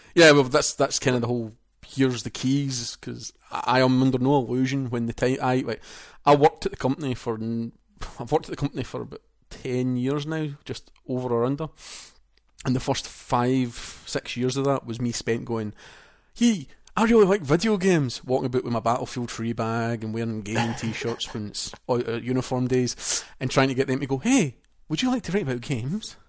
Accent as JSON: {"language": "English", "region": "Scotland", "country": "United Kingdom", "accent": "Scottish", "said": "the translator didn't understand me because it was that Scottish, so the P R person had to translate my Scottish to them in English"}